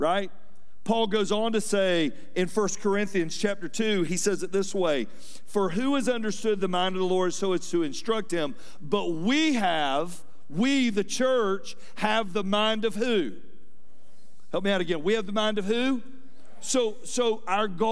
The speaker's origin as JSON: {"language": "English", "town": "Atlanta", "region": "Georgia", "country": "United States", "tie": "born or raised there", "said": "I was raised here in Atlanta"}